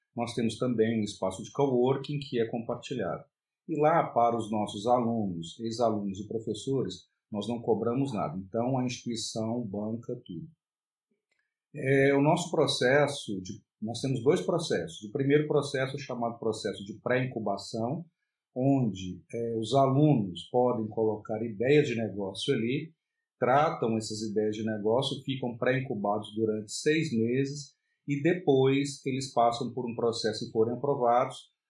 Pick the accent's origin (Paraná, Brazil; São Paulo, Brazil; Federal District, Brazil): Federal District, Brazil; Brasília; eu sou de Brasília, no Distrito Federal